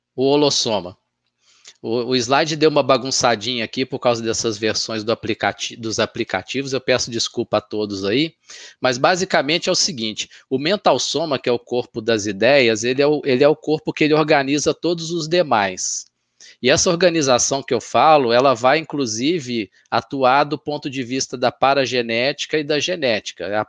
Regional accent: Minas Gerais, Brazil; sou mineiro, nasci lá

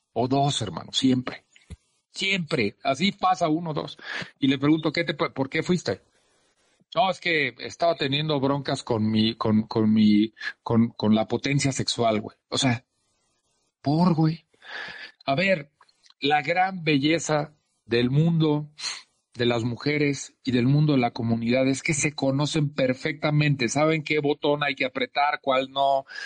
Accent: Mexico; como latinos y mexicanos

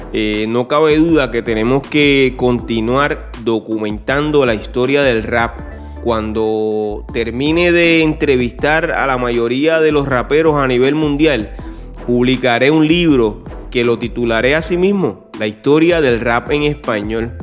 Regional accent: Puerto Rico; soy de Puerto Rico

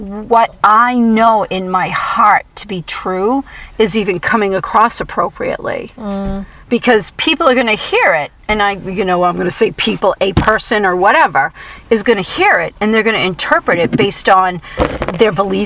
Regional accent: Boston, Massachusetts, United States; I'm from the Boston area

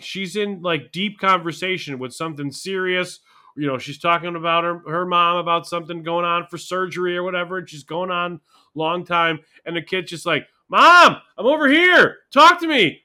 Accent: Buffalo, New York, United States; Buffalo, New York, in my hometown

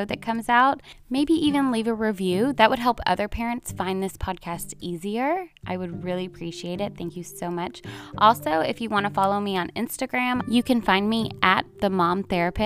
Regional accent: The Woodlands, Texas, United States; my hometown

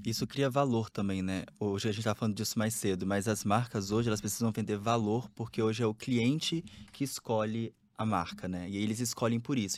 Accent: Espírito Santo, Brazil; Eu não sou de São Paulo, por exemplo, eu sou do Espírito Santo

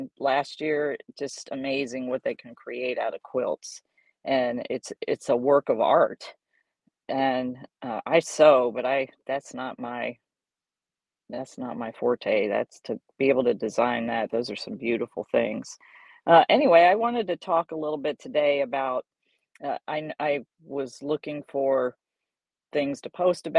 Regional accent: San Antonio, Texas, United States; born or raised there; also born or lived in Dallas, Texas / Bay Village, Ohio

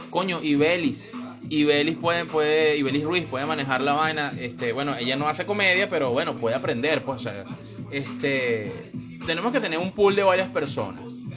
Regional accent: Venezuela; todos somos, todos somos, todo venezolano es storyteller

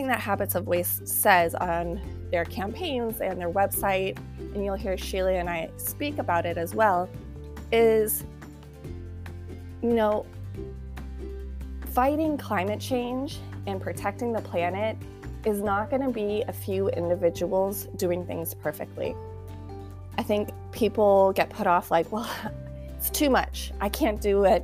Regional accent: United States; being from American and from the United States

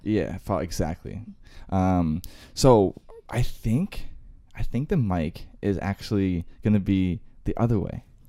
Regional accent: Northern Virginia, United States; I was born and raised in Northern Virginia

